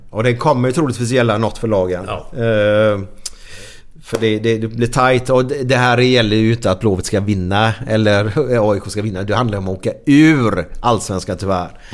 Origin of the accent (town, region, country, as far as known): Gothenburg, Västra Götaland, Sweden